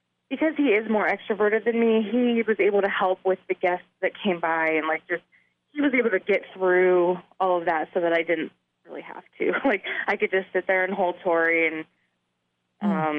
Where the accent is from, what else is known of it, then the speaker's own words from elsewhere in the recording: California, United States; moved away; She went to my home state of California